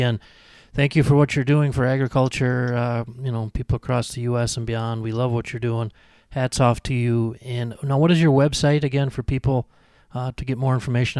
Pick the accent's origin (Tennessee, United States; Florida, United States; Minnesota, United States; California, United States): Minnesota, United States; Benson; I grew up just down in Benson, so know it well.